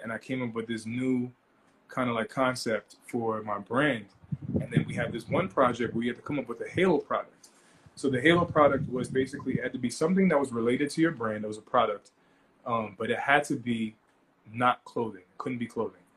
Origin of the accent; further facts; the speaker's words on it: Long Island, New York, United States; I'm from Long Island